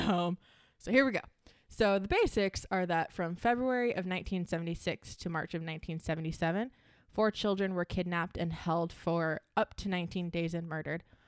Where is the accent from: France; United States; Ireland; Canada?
United States; Michigan; We're from Michigan